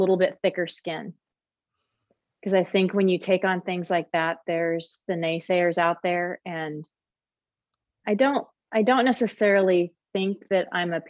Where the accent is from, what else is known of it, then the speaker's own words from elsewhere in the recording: Emporia, Kansas, United States; my hometown of Emporia, Kansas